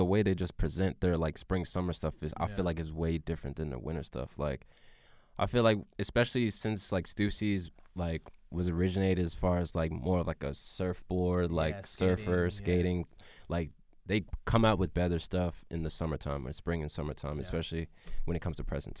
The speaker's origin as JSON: {"language": "English", "region": "California", "country": "United States", "tie": "born there", "said": "I was born in California."}